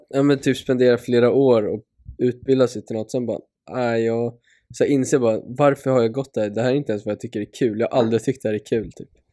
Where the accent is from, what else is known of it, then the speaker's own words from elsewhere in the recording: Sweden; som svensk